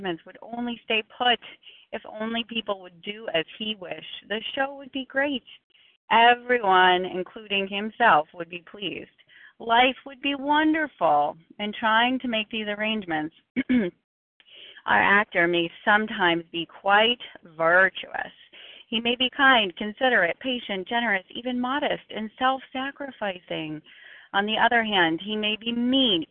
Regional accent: Boston, Massachusetts, United States; I'm from Boston

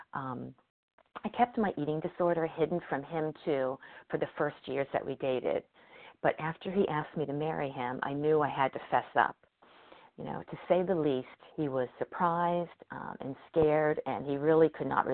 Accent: Cincinnati, Ohio, United States; moved away as an adult; now in Connecticut, United States; Cincinnati, my hometown

